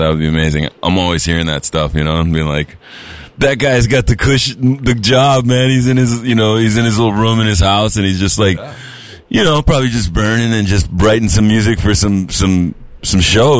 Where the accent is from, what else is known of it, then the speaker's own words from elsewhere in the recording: Hawaii, United States; a local boy, you know, born and raised in Hawaii